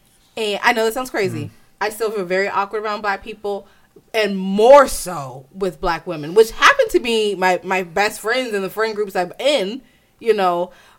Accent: Italy; The only experiences that me and my sisters knew, which was growing up in Italy and doing different things, was a problem for a lot of black people here.

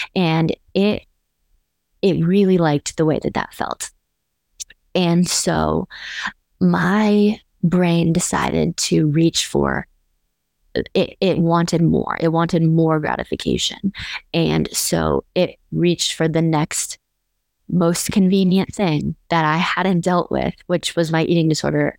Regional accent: Scottsdale, Arizona, United States; moved away as an adult; now in Austin, United States; I live in Austin, Texas, but I'm originally from Scottsdale, Arizona

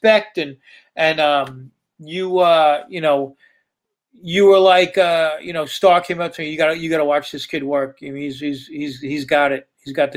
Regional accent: Great South Bay, Long Island, New York, United States; I grew up in the Great South Bay in Long Island, clamming and crabbing and fishing

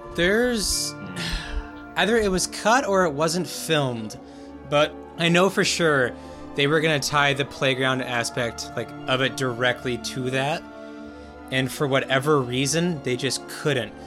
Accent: United States

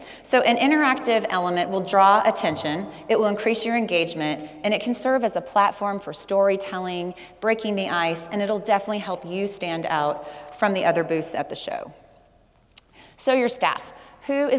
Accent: Texas, United States; I'm from Texas

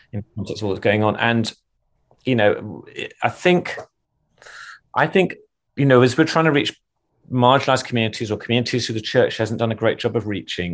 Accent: England, United Kingdom; I'm English

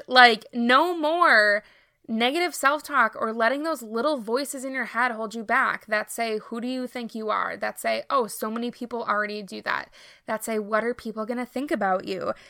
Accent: Minnesota, United States; I am from Minnesota, born and raised, have always lived here

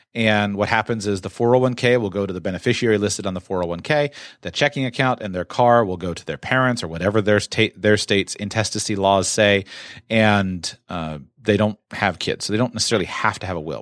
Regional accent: United States; Growing up in the United States of America

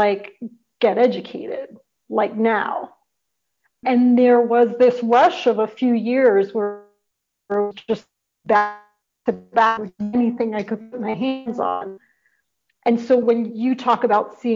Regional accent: New York City, New York, United States; moved away; I grew up in the North Bronx

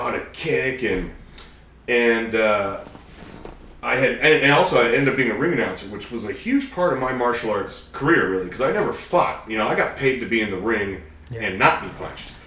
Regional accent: Redmond, Washington, United States; I was growing up in the Redmond area

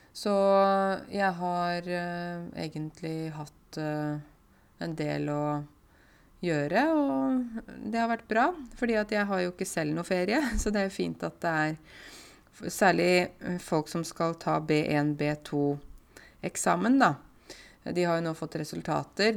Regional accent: Buskerud, Norway; jeg kommer fra Buskerud, men nå er det plutselig ikke Buskerud finnes ikke lenger. Nå kommer jeg fra Viken.

